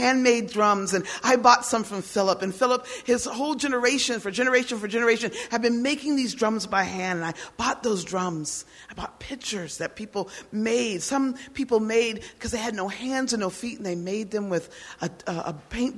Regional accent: United States; also born or lived in Germany; I am an American woman.

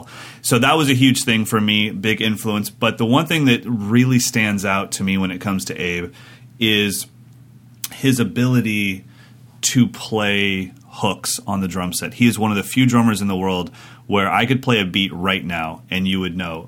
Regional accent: Sacramento, California, United States; my hometown of Sacramento, California

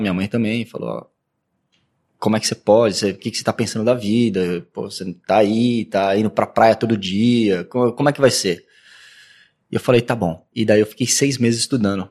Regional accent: Santos, São Paulo, Brazil; moved away as an adult; now in São Paulo, Brazil; Fui para Santos com 5, 5, 6 anos de idade. E daí eu vivi minha, minha infância em Santos. Praticamente sou de Santos.

